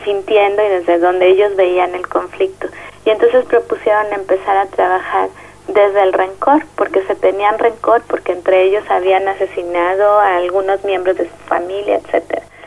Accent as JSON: {"language": "Spanish", "region": "Mexico City", "country": "Mexico", "said": "soy de la Ciudad de México"}